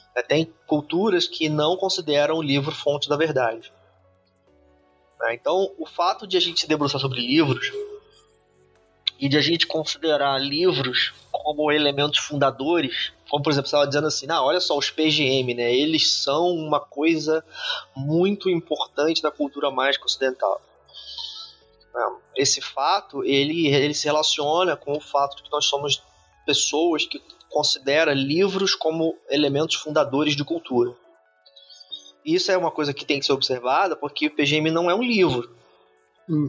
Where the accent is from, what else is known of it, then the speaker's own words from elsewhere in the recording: Brazil; a gente é brasileiro